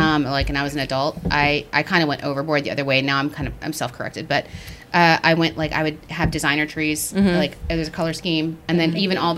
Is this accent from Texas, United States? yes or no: yes; West Texas, United States; I grew up in West Texas